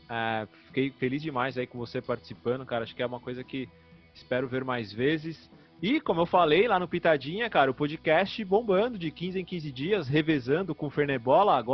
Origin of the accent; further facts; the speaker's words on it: São Paulo, Brazil; eu sou de São Paulo